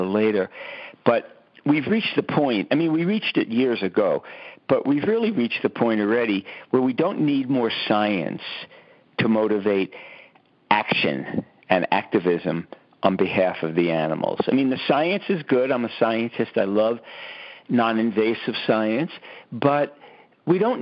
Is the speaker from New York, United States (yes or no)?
yes; New York City, New York, United States; I grew up in Brooklyn, New York, on a lot of concrete.